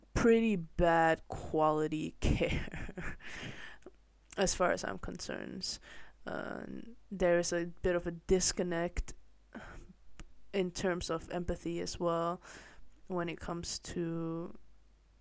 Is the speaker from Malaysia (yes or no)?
yes; Malaysia; now in Netherlands; I grew up mostly in Malaysia